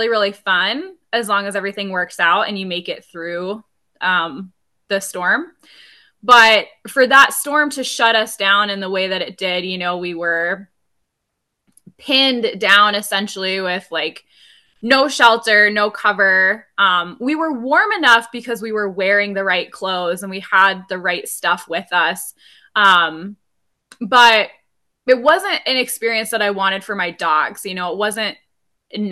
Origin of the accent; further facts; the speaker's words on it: Rice Lake, Wisconsin, United States; moved away as an adult; now in Alaska, United States; I'm actually from Rice Lake, Wisconsin, which is about an hour north of Eau Claire.